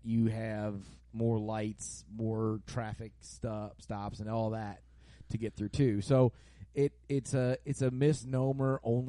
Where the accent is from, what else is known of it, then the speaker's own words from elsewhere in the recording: Virginia, United States; now in Maryland, United States; I was born in Virginia and I ended up in Maryland.